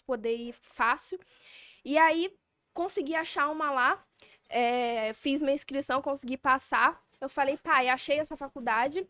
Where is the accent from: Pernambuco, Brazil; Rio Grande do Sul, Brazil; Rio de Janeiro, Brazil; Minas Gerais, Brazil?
Rio de Janeiro, Brazil; Barra do Piraí; now in São Paulo, Brazil; sou barrense, Barra